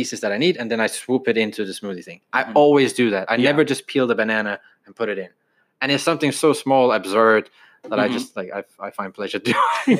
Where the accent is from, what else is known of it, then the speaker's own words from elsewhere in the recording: Aarhus, Central Denmark Region, Denmark; moved away as an adult; now in United Kingdom; And I'm born and raised in Denmark, grew up there, and I moved here when I was 19.